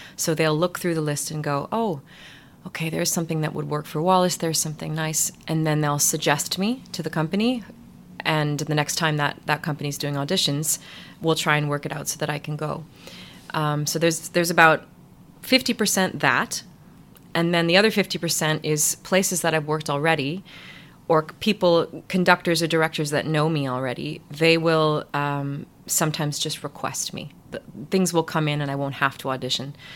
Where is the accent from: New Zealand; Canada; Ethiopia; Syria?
Canada; Ottawa, Ontario; moved away as an adult; also born or lived in New York; now in Leeds, United Kingdom; lots of little musical theater shows in my hometown in Ottawa